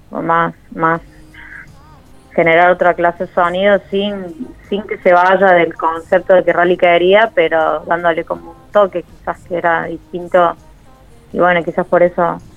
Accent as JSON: {"language": "Spanish", "region": "Córdoba", "country": "Argentina", "said": "Soy de Córdoba Capital y a veces voy un piso porque, bueno, vive rally ahí"}